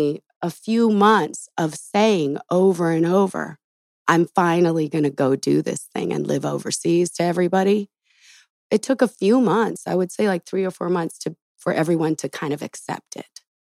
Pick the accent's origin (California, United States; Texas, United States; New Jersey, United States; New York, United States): California, United States; Los Angeles; Back home. I was born in Los Angeles, you know? Nice. Spent over probably 30-some years here